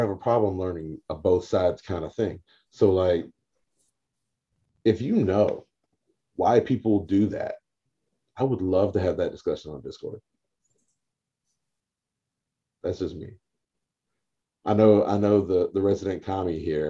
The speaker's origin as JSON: {"language": "English", "area": "the Rip Van Winkle state", "region": "New York", "country": "United States", "said": "I come from the Rip Van Winkle state"}